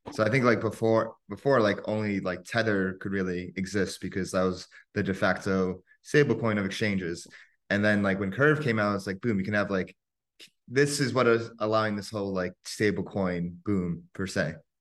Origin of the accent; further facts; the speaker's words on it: United States; growing up in America